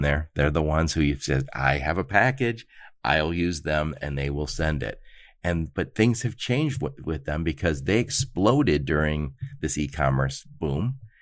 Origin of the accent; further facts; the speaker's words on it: Dearborn, Michigan, United States; moved away; I grew up in Dearborn